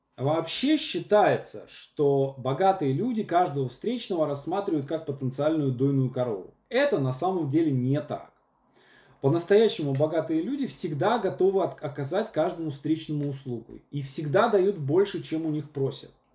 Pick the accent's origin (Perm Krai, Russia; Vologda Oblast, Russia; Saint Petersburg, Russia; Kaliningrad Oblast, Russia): Vologda Oblast, Russia; Syamzha; moved away as an adult; also born or lived in Moscow; я парень из Сямжи с образованием Вологодский государственный педагогический университет